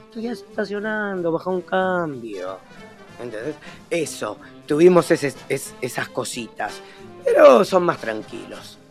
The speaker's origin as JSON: {"language": "Spanish", "country": "Argentina", "said": "yo fui como un argentino adoptado uruguayo"}